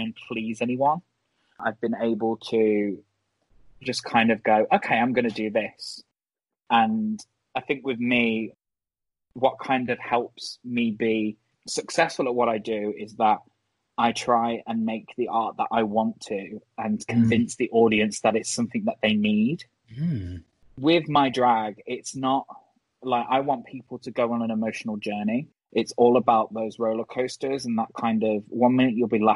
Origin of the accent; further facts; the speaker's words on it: Birmingham, West Midlands, United Kingdom; accent: Brummie; now in Manchester, United Kingdom; I'm originally from Birmingham. So if you say it in a Brummie accent